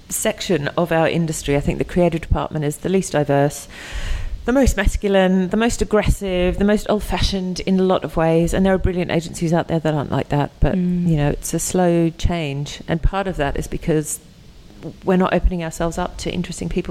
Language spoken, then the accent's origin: English; Australia; moved away as an adult; now in United Kingdom; I'm from Australia.